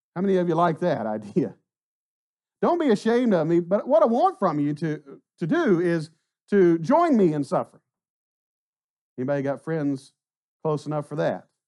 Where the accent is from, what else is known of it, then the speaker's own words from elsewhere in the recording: Southwest Arkansas, United States; now in Mont Belvieu, United States; We grew up in Southwest Arkansas